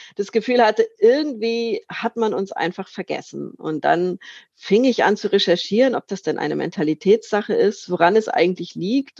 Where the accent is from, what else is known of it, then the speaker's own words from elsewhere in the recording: Lübeck, Schleswig-Holstein, Germany; in meiner Heimatstadt Lübeck